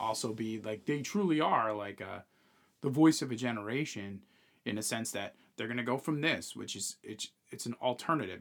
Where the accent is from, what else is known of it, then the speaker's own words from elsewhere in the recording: New York, United States; we're from New York